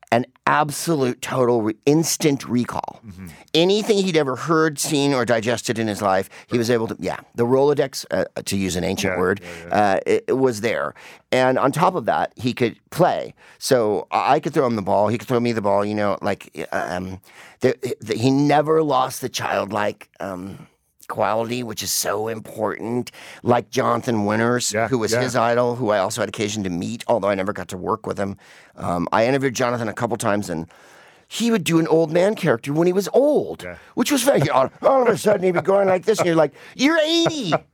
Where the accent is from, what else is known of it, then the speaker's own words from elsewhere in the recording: San Francisco, California, United States; I'm from San Francisco